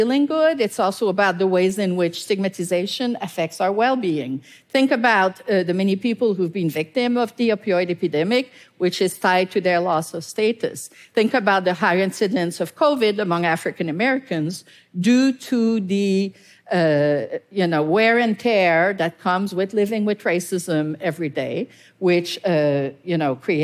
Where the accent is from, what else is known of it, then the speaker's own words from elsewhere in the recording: Canada; I'm Canadian